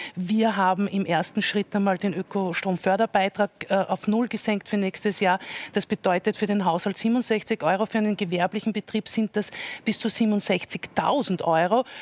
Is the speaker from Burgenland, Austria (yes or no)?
no; Salzburg, Austria; nach Salzburg schaue, wo ich herkomme